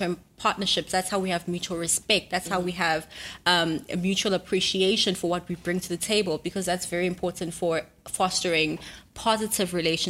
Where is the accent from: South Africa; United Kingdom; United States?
South Africa; Durban, KwaZulu-Natal; Durban. I'm from Durban